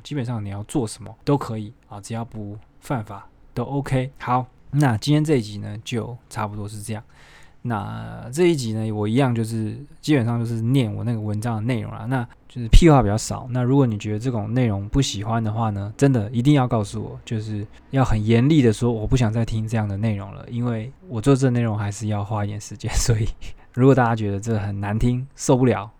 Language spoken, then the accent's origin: Chinese; Taiwan; now in Philippines; 我们台湾